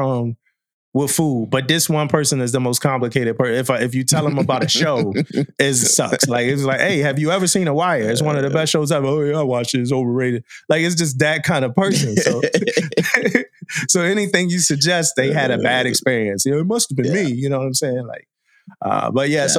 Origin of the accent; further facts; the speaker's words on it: Philadelphia, Pennsylvania, United States; I'm from Philly